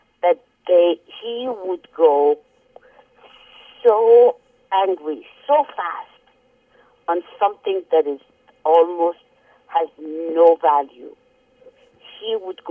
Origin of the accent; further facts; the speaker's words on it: Tehran, Tehran Province, Iran; English is a second language; moved away; I was coming from Tehran, and then I had been here in very big and advanced cities